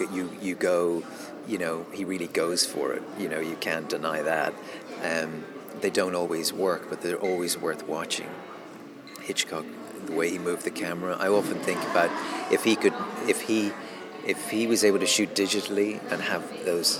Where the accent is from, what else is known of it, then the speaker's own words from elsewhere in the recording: Dublin, Leinster, Ireland; I'm from Dublin, so I'm not from London